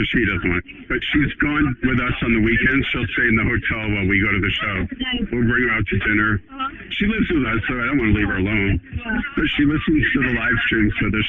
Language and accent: English; Louisville, Kentucky, United States; Louisville, Kentucky.